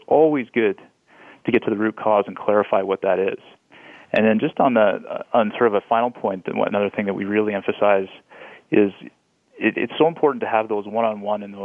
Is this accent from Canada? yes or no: yes; Canada; as Canadian